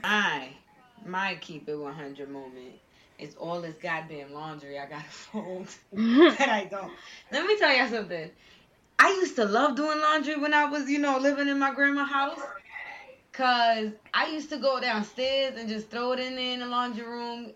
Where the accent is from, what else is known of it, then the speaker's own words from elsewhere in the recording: New York City, New York, United States; I'm from Bed Stuy and I also grew up in a house with a garage